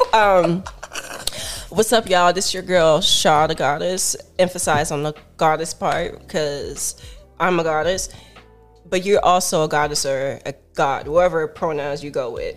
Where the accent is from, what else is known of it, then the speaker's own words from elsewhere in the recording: Miami Gardens, Florida, United States; I'm from Miami Gardens